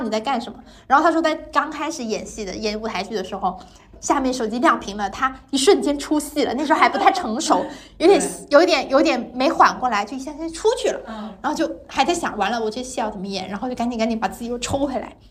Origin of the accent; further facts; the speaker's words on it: Guangdong, China; 我是个广东人